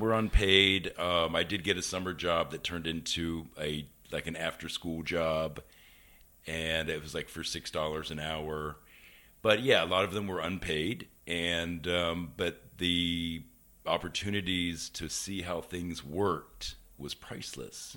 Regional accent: Cincinnati, Ohio, United States; moved away as an adult; I grew up in Cincinnati, Ohio

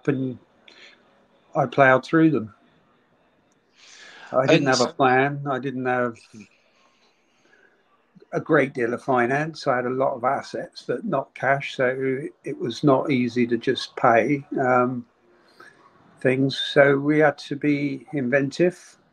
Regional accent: Poole, South West England, United Kingdom; also born or lived in Boscombe, Bournemouth; I was born in Boscombe Hospital, which was, you know, very near the ground. Raised in Boscombe for a couple of years and then moved to Parkstone

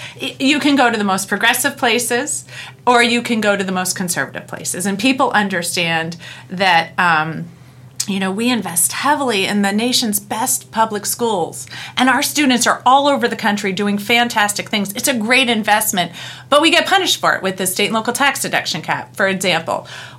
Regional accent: New Jersey, United States; well, that's because I'm from New Jersey.

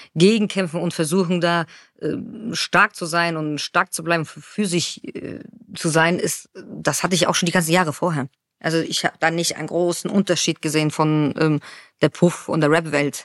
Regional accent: Frankfurt, Hesse, Germany; ich komme aus Frankfurt

